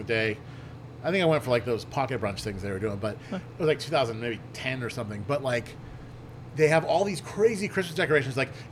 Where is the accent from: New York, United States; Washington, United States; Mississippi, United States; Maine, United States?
Maine, United States; Yarmouth; also born or lived in Portland, Maine; I'm from Yarmouth